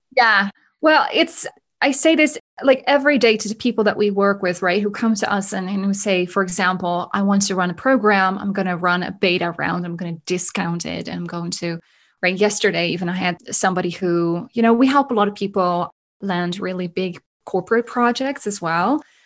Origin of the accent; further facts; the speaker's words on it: Netherlands; also born or lived in Germany; now in Canada; I am originally from Holland, was born and raised there